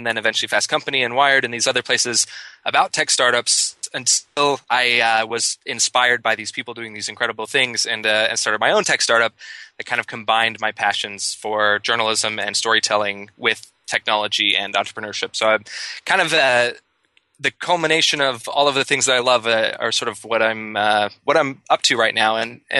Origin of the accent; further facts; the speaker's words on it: Idaho, United States; now in New York, United States; Well, so me personally, I grew up in Idaho in a very small town and had the entrepreneurial bug bite me very early on.